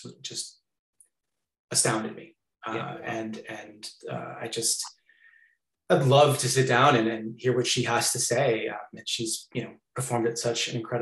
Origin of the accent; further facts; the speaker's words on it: just outside Boston, Massachusetts, United States; moved away as an adult; also born or lived in Hong Kong; I grew up just outside Boston with my mom and dad and my two brothers